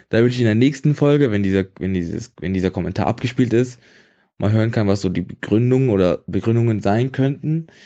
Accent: Bonn, North Rhine-Westphalia, Germany; Ich komme aus Bonn und ich sehe mich viel mehr als Bonner als als Deutsche oder und viel mehr, weniger als Nordrhein-Westfalen.

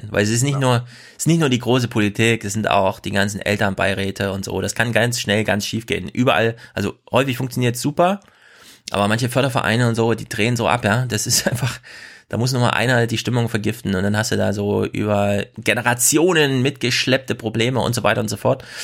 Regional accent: Thuringia, Germany; Thüringen ist so klein. Ich hab's, ich selbst als Thüringer hab's vergessen, ne?

